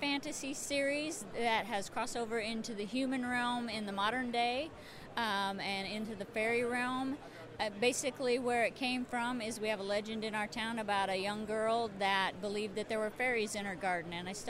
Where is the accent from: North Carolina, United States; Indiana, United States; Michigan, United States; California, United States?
Indiana, United States; Muncie; I'm from Muncie, Indiana